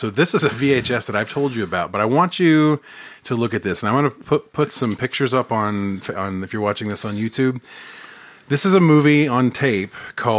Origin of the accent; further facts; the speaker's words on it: Hustisford, Wisconsin, United States; my bustling metropolis that is my hometown here of Houstisford.